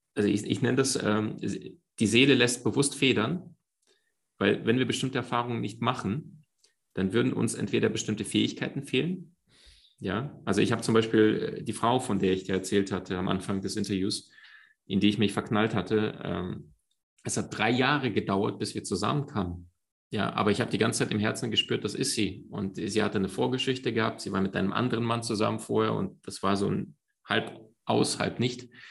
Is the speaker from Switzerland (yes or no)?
no; Crimea, Ukraine; moved away; Meine Mom und ich, wir sind in der Ukraine aufgewachsen. Das war ähm, auf der Halbinsel Krim